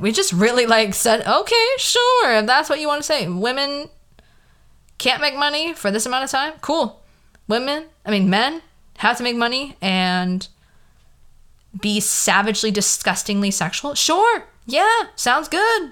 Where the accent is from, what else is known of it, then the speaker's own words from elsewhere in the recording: the Valley, California, United States; accent: Valley girl; I have a very Valley girl accent. It's just, like, who I am. I was born in the Valley